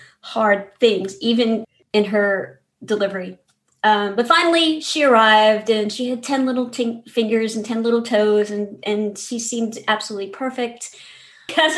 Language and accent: English; New Orleans, Louisiana, United States; I grew up in New Orleans, Louisiana, in a very loud, very Catholic family.